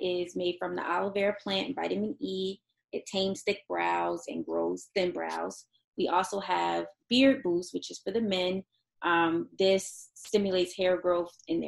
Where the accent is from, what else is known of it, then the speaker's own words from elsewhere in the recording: Baltimore, Maryland, United States; I'm from Baltimore